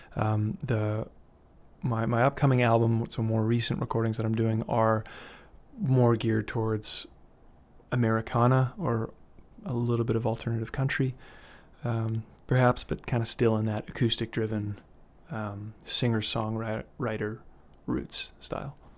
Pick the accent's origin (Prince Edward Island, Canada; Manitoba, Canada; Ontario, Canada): Manitoba, Canada; Winnipeg; moved away as an adult; also born or lived in Vancouver; I grew up in Winnipeg, um, Manitoba, heart of the Canadian prairies